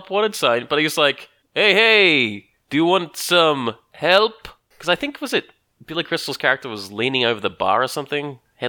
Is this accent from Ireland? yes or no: no; Australia; I don't go around saying I'm Australian.